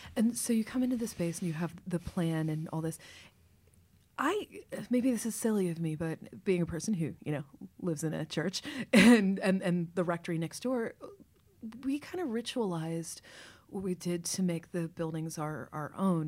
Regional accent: Kentucky, United States; moved away as an adult; also born or lived in Baltimore; now in New York, United States; I was raised in Kentucky

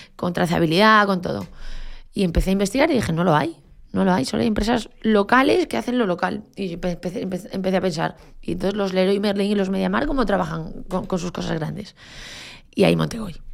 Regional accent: Galicia, Spain; moved away; como buena gallega, y yo soy de un pueblo de Galicia

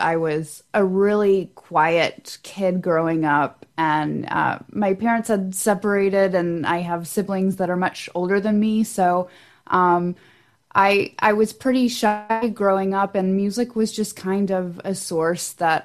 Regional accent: Knoxville, Tennessee, United States; moved away as an adult; now in Nashville, United States; I'm originally from Knoxville, East Tennessee, definitely not far from home. And I definitely kind of grew up in a musical background

